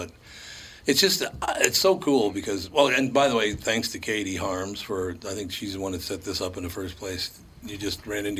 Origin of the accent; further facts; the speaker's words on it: Minneapolis, Minnesota, United States; growing up in North Minneapolis, of the 40 guys in my class, 6 of us are still alive.